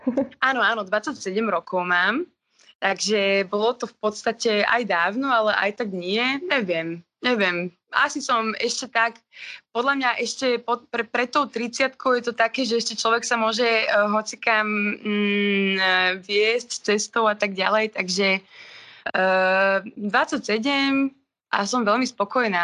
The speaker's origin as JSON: {"language": "Slovak", "town": "Trnava", "region": "Trnava Region", "country": "Slovakia", "accent": "Trnava accent", "said": "bol tam trnavský akcent, nakoľko som z Trnavy."}